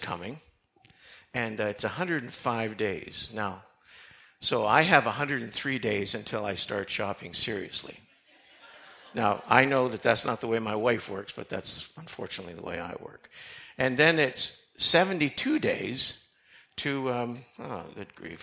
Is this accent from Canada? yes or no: yes; Canada; also born or lived in United States / Lancaster; although I was born in Canada, my dad, who was a pastor, moved our family to the States when I was 3 months old and planted a church in a little mining town. We were there for 7 years, and then we moved back